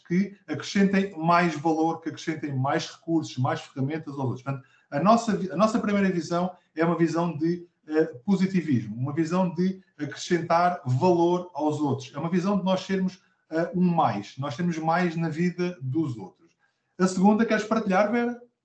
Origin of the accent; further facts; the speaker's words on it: Abrantes, Centro, Portugal; sou natural de Abrantes